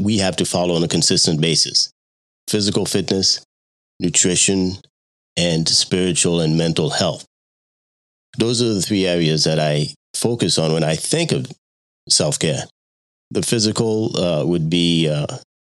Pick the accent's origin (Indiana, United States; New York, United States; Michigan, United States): New York, United States; Long Island; moved away as an adult; also born or lived in Haiti; now in Virginia, United States; I was born in Haiti. And my family immigrated to the United States when I was 9 years old. And of course, I'm a naturalized citizen and grew up in New York